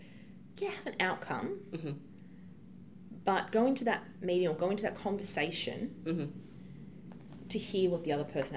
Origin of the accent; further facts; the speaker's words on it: Australia; accent: Australian; When Australians go overseas, we've got such a strong accent